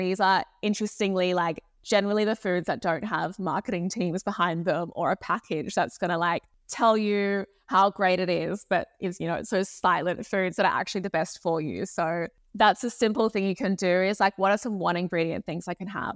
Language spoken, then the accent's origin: English; Sydney, New South Wales, Australia; I grew up in Sydney in Australia